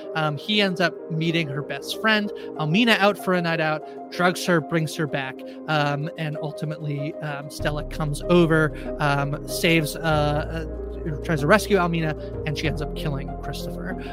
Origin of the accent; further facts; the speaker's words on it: Canada; I'm Canadian